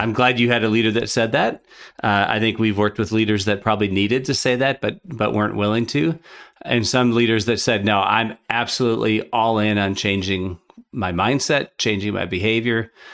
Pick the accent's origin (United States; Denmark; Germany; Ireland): United States; Minnesota; now in Chicago, United States; I grew up in Minnesota and now I live in Chicago